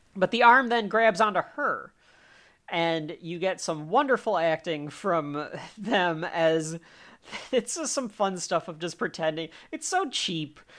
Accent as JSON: {"language": "English", "country": "United States", "said": "I'm also an American"}